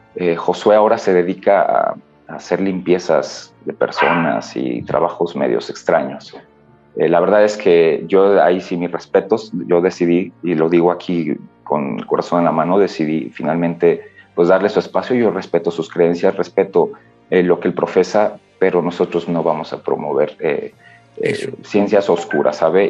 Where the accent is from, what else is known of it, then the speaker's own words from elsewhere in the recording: Michoacán, Mexico; yo soy de Michoacán